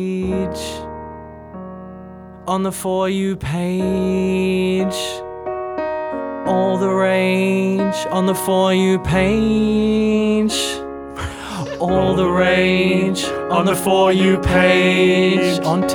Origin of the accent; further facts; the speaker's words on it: Tasmania, Australia; I'm from Tasmania.